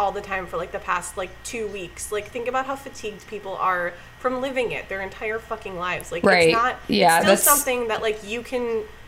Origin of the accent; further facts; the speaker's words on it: Minneapolis, Minnesota, United States; moved away; I'm originally from the Twin Cities